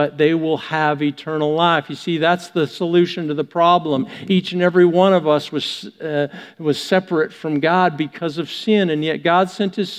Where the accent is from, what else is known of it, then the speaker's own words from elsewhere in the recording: Canada; being Canadian